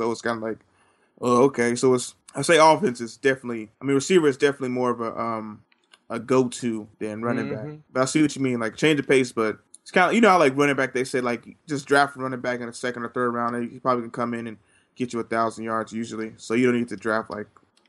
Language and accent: English; Oakland, California, United States; because I'm from Oakland, playing for Oakland. You know, you don't come back home.